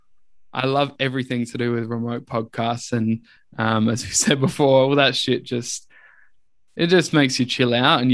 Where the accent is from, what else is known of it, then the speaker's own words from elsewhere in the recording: Adelaide, South Australia, Australia; also born or lived in Wallaroo / Moonta / Hallett Cove; I was born in Wallaroo, lived in Moonta for a few years and then moved to Adelaide. And I was always around like the Marion area.